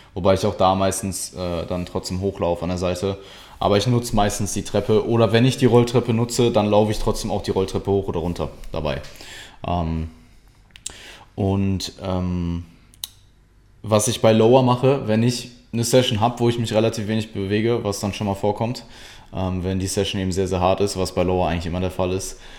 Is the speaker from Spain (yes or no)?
no; Essen, North Rhine-Westphalia, Germany; ich komme ursprünglich aus Deutschland, aus Nutrition